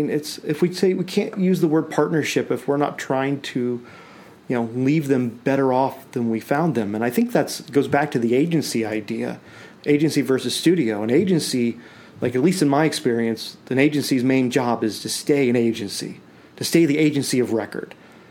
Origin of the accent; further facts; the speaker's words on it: Nashville, Tennessee, United States; born there; No, I was born in Nashville, Tennessee